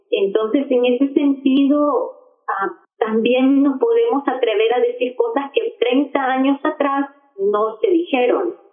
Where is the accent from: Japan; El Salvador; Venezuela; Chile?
El Salvador; yo soy salvadoreña.